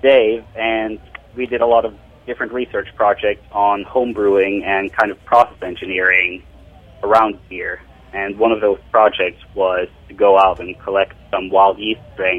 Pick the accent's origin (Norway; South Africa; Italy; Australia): Norway; now in Clemson, United States; I came from Norway about 5 years ago, and right now I'm studying business and biomedical engineering.